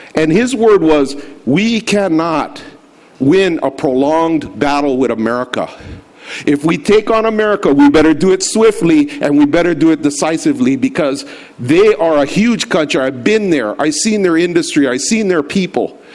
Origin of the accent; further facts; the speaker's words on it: United States; to be affiliated as an American